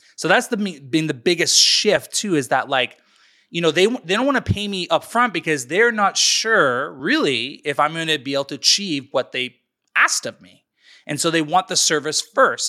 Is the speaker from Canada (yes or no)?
yes; North Vancouver, British Columbia, Canada; born and raised in British Columbia, Canada, in North Vancouver